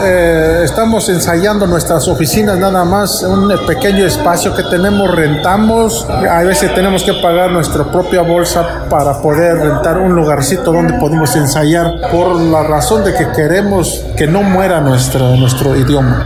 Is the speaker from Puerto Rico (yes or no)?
no; Chilcuautla, Hidalgo, Mexico; first language Otomi (Hñähñu); Spanish is a second language; now in Las Vegas, United States; Yo soy originario del estado de Hidalgo, una comunidad que se llama El Dado, el municipio de Chilcuautla